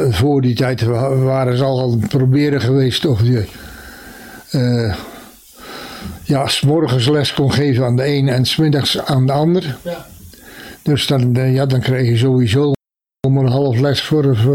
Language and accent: Dutch; Dubbeldam, South Holland, Netherlands; Nee, ik heb aan de Vissersdijk gewoond. En ik ben geboren in de Jaslaan.